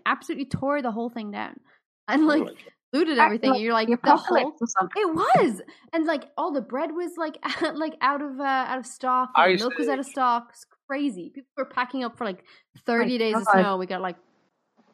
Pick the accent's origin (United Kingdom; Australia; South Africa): South Africa; now in Ireland; growing up in South Africa